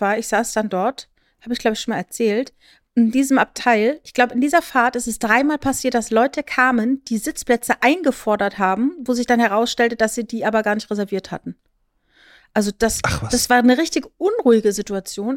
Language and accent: German; Rhineland-Palatinate, Germany; Ich bin ja in der Südpfalz groß geworden und bin in meinem Jugendzentrum Wörth Freitagabends ausgegangen